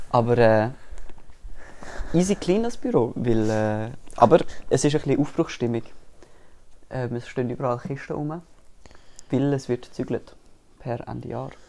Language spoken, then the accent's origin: German; Hamburg, Germany; es geht um Hamburger und als Hamburger identifiziere ich mich mit dem.